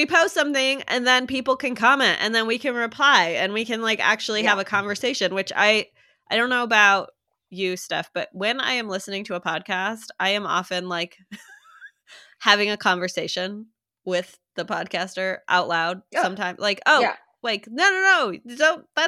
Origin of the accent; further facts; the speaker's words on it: Chicago, Illinois, United States; my little niche of the world was this Chicago Catholic